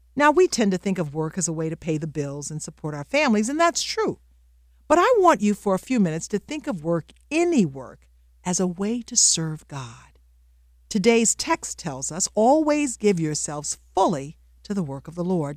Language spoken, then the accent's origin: English; the South, United States; I grew up in the South